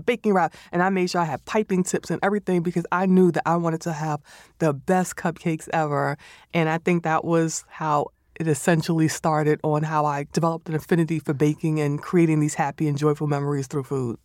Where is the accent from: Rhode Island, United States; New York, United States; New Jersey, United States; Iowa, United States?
New York, United States; New York City; my recipe style is more or less growing up in the Bronx